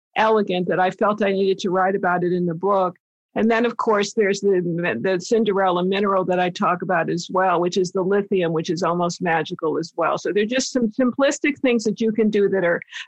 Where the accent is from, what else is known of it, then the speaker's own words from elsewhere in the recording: East Coast, United States; moved away; I'm from the East Coast originally